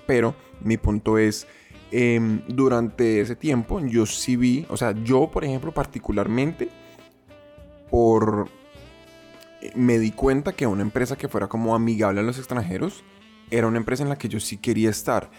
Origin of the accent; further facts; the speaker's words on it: Colombia; moved away; also born or lived in Japan; yo como colombiano